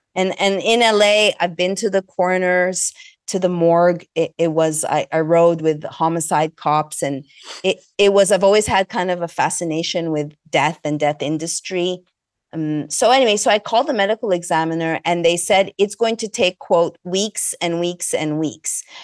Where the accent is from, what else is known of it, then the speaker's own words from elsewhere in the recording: Montreal, Quebec, Canada; moved away; also born or lived in Los Angeles; I hail from Montreal, Canada. I'm Egyptian, Greek